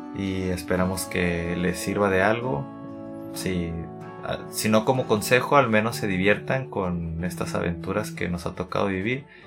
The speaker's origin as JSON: {"language": "Spanish", "town": "Tijuana", "region": "Baja California", "country": "Mexico", "said": "soy de Tijuana, México, tengo 28 años."}